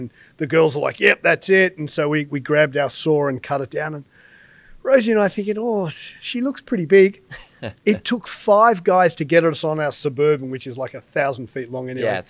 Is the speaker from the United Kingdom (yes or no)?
yes; England, United Kingdom; Obviously, Rosemary's Colombian heritage, and I'm very English, pale skin.